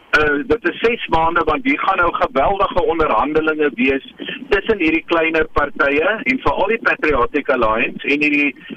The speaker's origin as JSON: {"language": "Afrikaans", "country": "South Africa", "said": "ons as Suid-Afrikaners"}